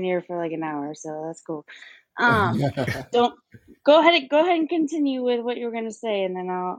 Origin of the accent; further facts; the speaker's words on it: Walnut Creek, California, United States; moved away as an adult; now in Tucson, United States; So I'm born and raised in Northern California, which is actually kind of what I call Central California, about an hour outside of San Francisco. But in 2020, I relocated to Tucson, Arizona, which is where I am currently.